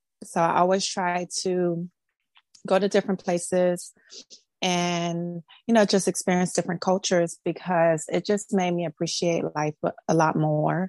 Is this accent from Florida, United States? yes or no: yes; Miami, Florida, United States; I am from Miami, Florida. I was born and raised here